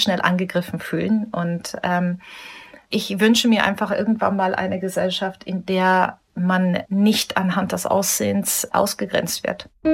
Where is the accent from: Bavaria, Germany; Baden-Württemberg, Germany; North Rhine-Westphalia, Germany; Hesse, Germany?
Bavaria, Germany; Munich; Ich bin in Deutschland geboren, hier aufgewachsen, habe nirgendwo anders gelebt